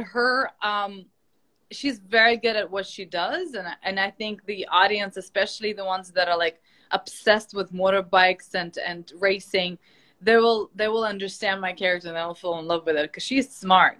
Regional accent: Ukraine; moved away; I'm from Ukraine

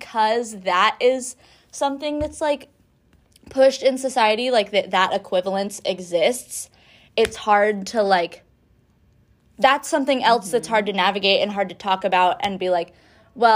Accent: Humboldt, California, United States; moved away; I'm from Humboldt

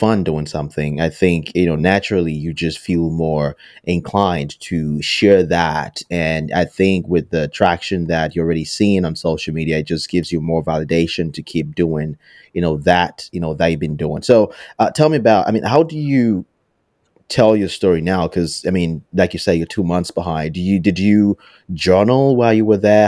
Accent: Nigeria; I'm from Nigeria

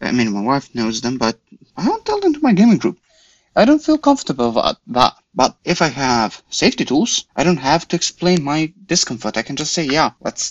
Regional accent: Croatia; I'm from Croatia

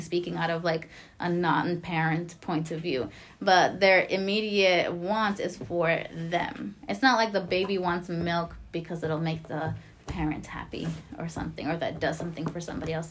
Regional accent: Lawrence, United States; I grew up in Lawrence

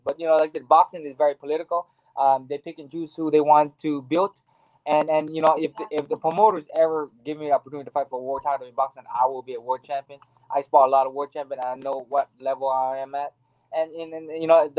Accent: Maui, Hawaii, United States; I grew up in Hawaii. Maui, Hawaii

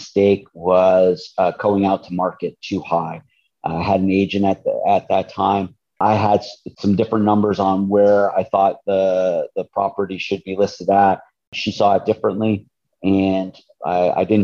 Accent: Springfield, Massachusetts, United States; I'm originally from the Springfield, Massachusetts area.

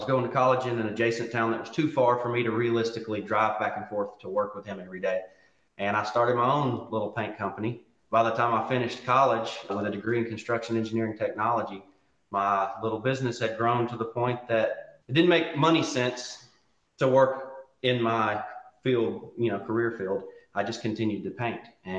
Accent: West Monroe, Louisiana, United States; I was born and raised here in West Monroe, where, where John and Becky are at as well. I was homeschooled through my whole life, from pre-K to college

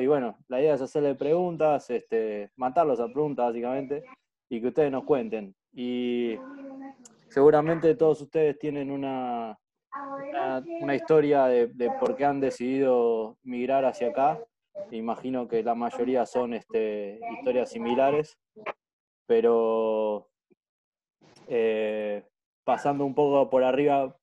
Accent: Argentina; nosotros no la entendemos como argentinos

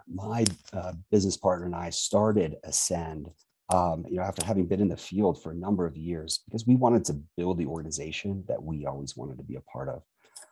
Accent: Japan; born there; I was born in Japan, and that's important for a couple of reasons. My parents are in the Foreign Service

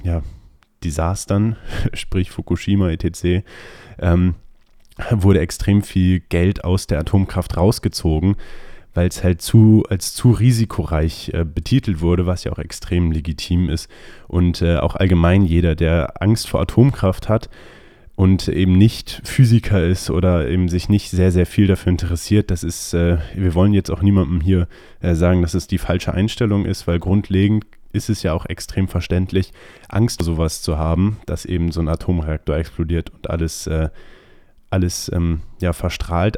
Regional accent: Germany; wir als Deutsche

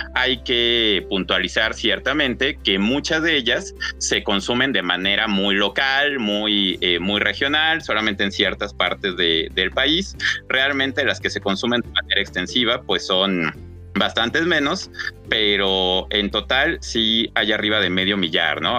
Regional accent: Mexico City, Mexico; yo nací en la Ciudad de México, así que a pesar de haber eh, nacido y crecido, eh, haber estado la mayor parte de mi vida en una gran, gran ciudad

